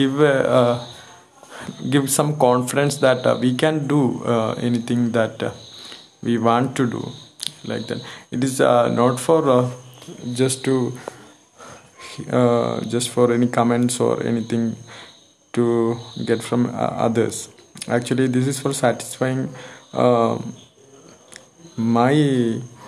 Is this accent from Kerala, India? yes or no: yes; Malayali, Kerala, India; English is a second language; And I'm a Malayali actually